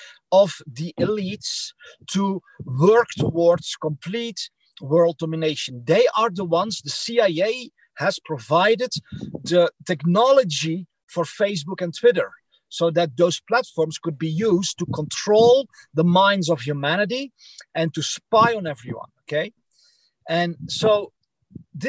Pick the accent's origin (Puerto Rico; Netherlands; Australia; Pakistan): Netherlands; English is a second language; moved away as an adult; also born or lived in Belgium; now in United States; I'm from the Netherlands and Belgium